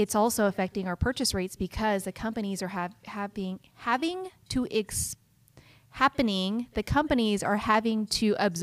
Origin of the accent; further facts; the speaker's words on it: Henderson, Nevada, United States; I am from the Hendertucky area